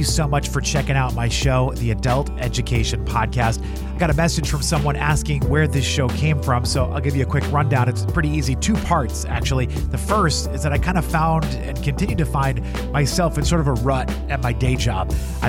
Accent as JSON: {"language": "English", "town": "Boston", "region": "Massachusetts", "country": "United States", "tie": "born or raised there", "moved": "as an adult", "said": "I grew up near Boston. So whenever somebody would say like, where are you from? I'll always say Boston, and they'll ask me for things. And I'm like, well, I left when I was 18."}